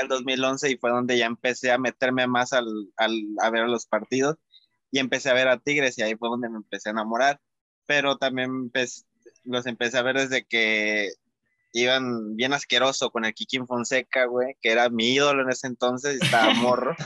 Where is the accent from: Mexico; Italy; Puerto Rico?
Mexico; Acapulco, Guerrero; Soy de Acapulco Guerrero